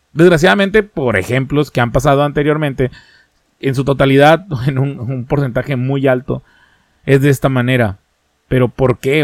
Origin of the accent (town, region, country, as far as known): Mexico